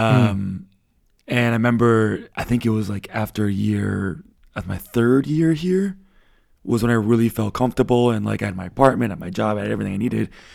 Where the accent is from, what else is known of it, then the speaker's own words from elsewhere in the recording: United States; first language English; moved away as an adult; now in Berlin, Germany; as an American like myself who never traveled anywhere